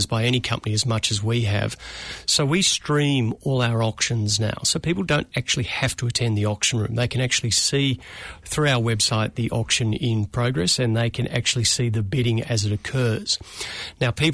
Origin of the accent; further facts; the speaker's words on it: Melbourne, Victoria, Australia; moved away as an adult; now in Auckland, New Zealand; as a Melbourne boy